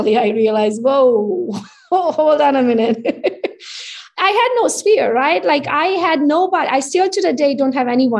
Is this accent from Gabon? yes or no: no; Romania; English is a second language; moved away as an adult; now in Michigan, United States; So I came as an immigrant. You can hear it from my accent. I'm Hungarian by nationality. I was born in Romania, though, so I speak both languages